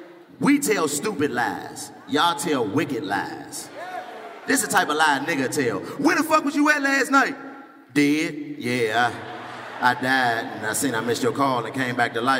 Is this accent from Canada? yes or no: no; Washington, District of Columbia, United States; I'm from Washington, D.C., born and raised in D.C.